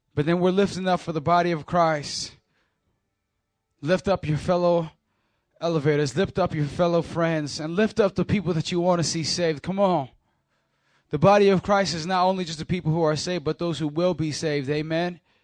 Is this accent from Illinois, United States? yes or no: yes; Chicago, Illinois, United States; We're in Chicago, Illinois, my hometown